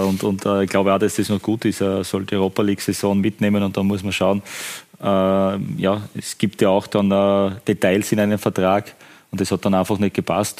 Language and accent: German; Styria, Austria; für mich als Steirer